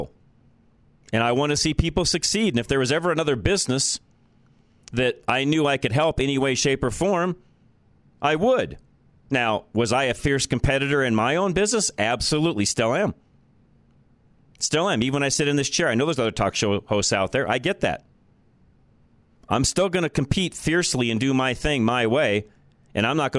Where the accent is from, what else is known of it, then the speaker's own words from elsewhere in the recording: Boulder, Colorado, United States; Boulder is my native town. It's where I grew up